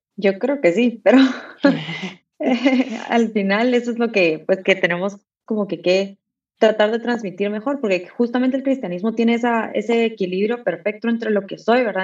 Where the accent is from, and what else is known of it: Guatemala